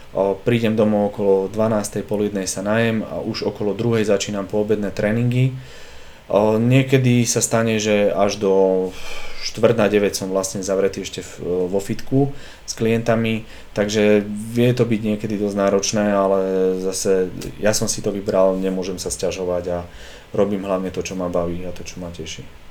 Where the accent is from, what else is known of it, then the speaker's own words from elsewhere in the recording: Dolný Kubín, Žilina Region, Slovakia; moved away as an adult; also born or lived in Denmark; now in Bratislava, Slovakia; ja som z Dolného Kubína a tam až toľko veľa tých príležitostí pracovných nebolo